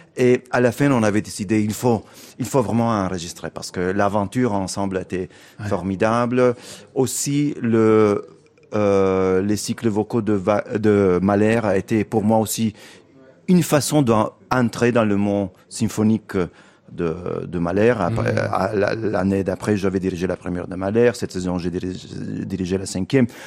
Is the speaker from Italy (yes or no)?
yes; Italy; French is a second language; also born or lived in London, United Kingdom; now in Paris, France; ça fait longtemps que je n'habite plus en, Italie. Je suis un Italien en exil